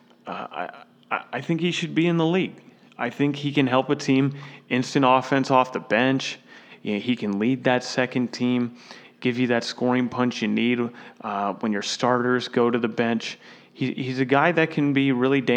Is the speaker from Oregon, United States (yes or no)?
no; Florida, United States; my home state of Florida